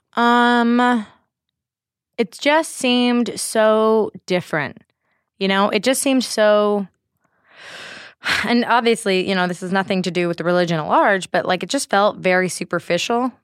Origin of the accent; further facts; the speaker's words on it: Bay Area, California, United States; Born and raised in the Bay Area